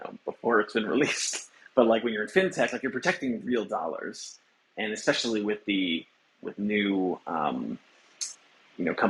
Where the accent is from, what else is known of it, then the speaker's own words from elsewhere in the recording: Long Island, New York, United States; also born or lived in Buffalo, New York; I grew up in the suburbs of Long Island, maybe like an hour outside New York City